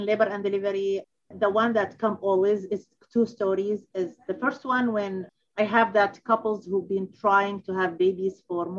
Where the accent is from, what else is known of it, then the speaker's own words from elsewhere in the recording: Kuwait; born there; also born or lived in Baghdad, Iraq / Amman, Jordan; I was born in Kuwait, and then I moved to Baghdad, Iraq, and then 4 or 5 years later, I moved to Jordan, Amman